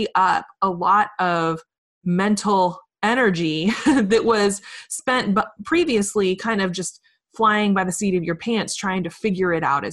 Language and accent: English; Richmond, Virginia, United States; There's a lot of amazing companies here in my hometown, Richmond, Virginia